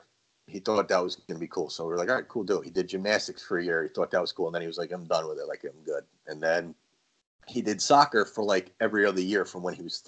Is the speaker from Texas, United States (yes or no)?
no; Long Island, New York, United States; now in Connecticut, United States; I grew up in Long Island, and we were a baseball town